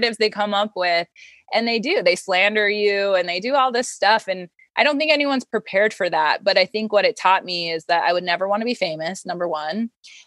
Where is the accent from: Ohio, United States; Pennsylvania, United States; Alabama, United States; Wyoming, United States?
Wyoming, United States; moved away; I'm from Wyoming